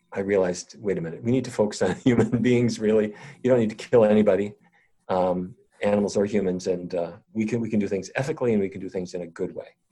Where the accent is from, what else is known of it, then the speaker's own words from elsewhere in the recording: North Dakota, United States; I grew up in North Dakota